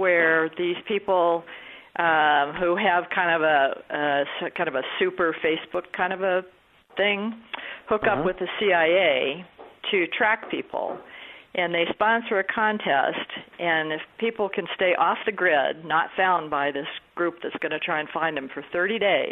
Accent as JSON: {"language": "English", "region": "Wyoming", "country": "United States", "moved": "yes", "lives_now": "Denver, United States", "said": "I'm from Wyoming."}